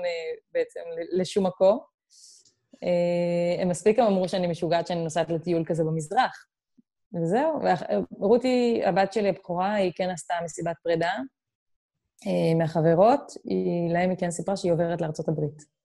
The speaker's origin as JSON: {"language": "Hebrew", "country": "Israel", "moved": "as an adult", "said": "המקורות שלנו הם ישראלים"}